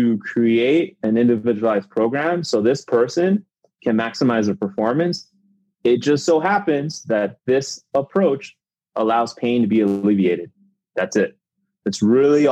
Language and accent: English; New York, United States; also born or lived in Miami; now in Chicago, United States; I'm originally from New York